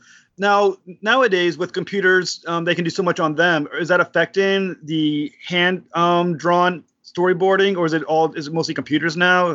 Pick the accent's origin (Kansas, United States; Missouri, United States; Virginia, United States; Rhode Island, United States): Rhode Island, United States; I'm from Rhode Island.